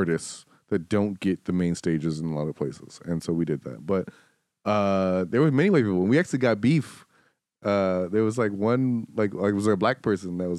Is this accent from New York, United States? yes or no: yes; New York City, New York, United States; also born or lived in Detroit; I'm from Harlem